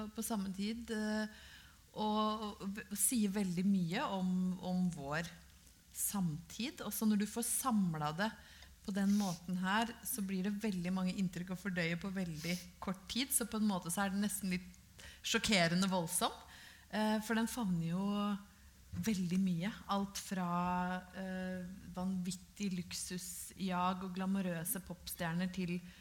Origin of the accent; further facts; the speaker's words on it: Brøttum, Innlandet, Norway; Jeg er jo fra Brøttum i Hedmark